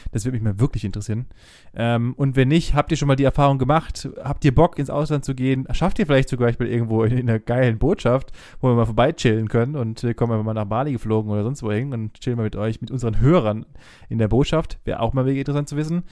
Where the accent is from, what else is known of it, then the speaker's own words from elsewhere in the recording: Germany; wir als Deutsche